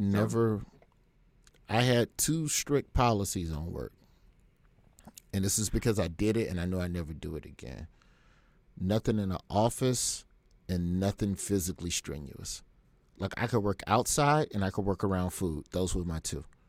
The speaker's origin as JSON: {"language": "English", "region": "Alabama", "country": "United States", "tie": "born or raised there", "said": "I grew up in Alabama and Alabama public schools"}